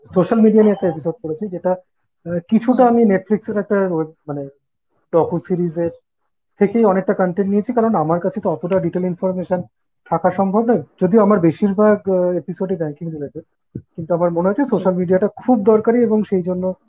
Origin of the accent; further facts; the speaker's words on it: Kolkata, West Bengal, India; moved away as an adult; আমার বাড়ি ছেড়ে এখন একটু দূরে রয়েছে পরিবার কলকাতা